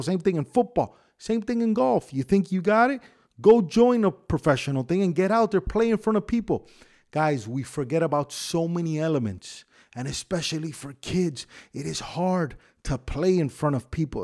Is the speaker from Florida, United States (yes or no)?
yes; Miami, Florida, United States; I grew up in Tamiami Park